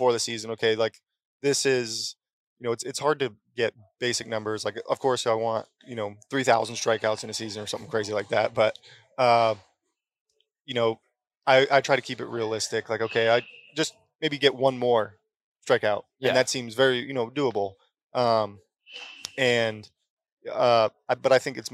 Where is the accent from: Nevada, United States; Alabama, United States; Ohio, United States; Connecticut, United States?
Connecticut, United States; I grew up in Connecticut